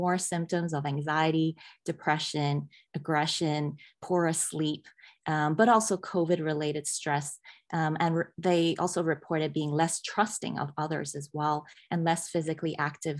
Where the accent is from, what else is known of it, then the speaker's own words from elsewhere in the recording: Hong Kong; moved away; as a teenager growing up in Hong Kong